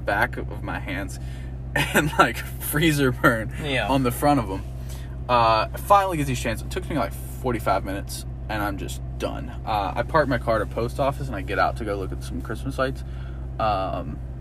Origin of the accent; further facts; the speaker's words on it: Louisiana, United States; I'm from Louisiana